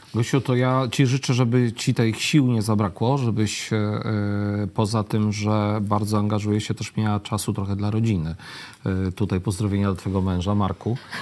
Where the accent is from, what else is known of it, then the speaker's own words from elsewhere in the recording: Lublin, Lublin Voivodeship, Poland; jako ten lublinianin